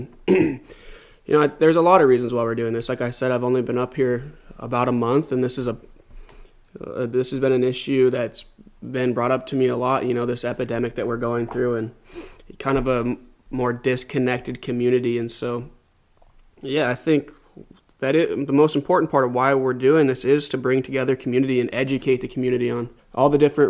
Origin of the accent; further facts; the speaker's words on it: Billings, Montana, United States; moved away as an adult; now in Kenai, United States; Well, I am as well from Billings, Montana. I have actually just moved up here about a month ago